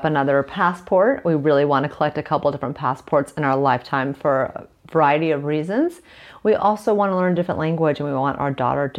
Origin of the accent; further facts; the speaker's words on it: Malibu, California, United States; moved away as an adult; now in Cascais, Portugal; I'm born and raised in Malibu, Los Angeles, California. I lived there my whole life for 36 years. And I'm now in Cascai, Portugal, and moved here almost 1 year ago.